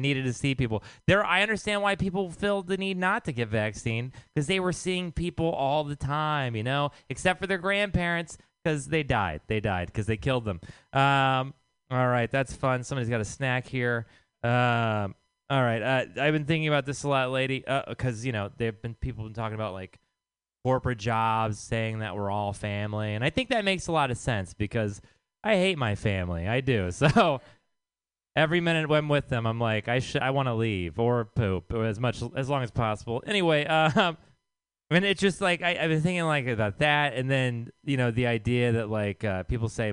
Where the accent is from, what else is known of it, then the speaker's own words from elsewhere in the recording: Texas, United States; now in San Francisco, United States; I am from Texas